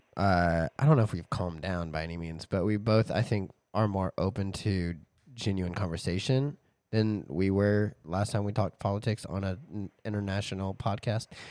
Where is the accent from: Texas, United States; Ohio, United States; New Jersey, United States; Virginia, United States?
Texas, United States; growing up in Texas, growing up in churches